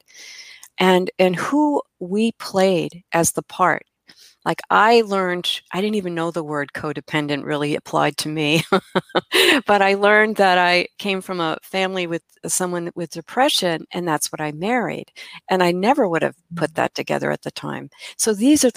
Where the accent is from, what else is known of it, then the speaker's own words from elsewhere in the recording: Midwest, United States; I'm from the Midwest. We still say girls.